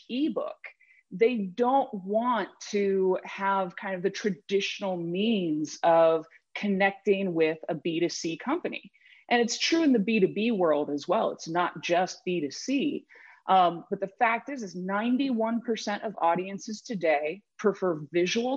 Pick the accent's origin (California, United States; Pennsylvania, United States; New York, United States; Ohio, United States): Ohio, United States; Cleveland; moved away as an adult; now in Seattle, United States; I grew up outside of Cleveland, Ohio